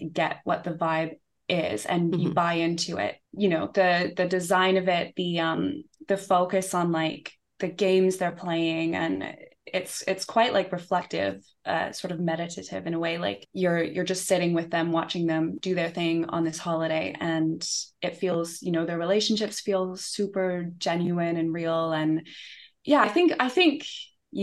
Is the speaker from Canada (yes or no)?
yes; Canada; moved away as an adult; also born or lived in United Kingdom; now in London, United Kingdom; I grew up in Canada. I mean, I lived in the UK when I was 11 for a year